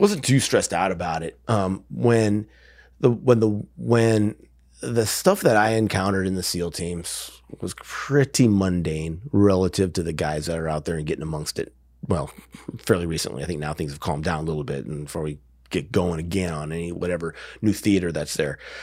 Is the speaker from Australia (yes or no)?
no; Wisconsin, United States; moved away; I grew up in Wisconsin.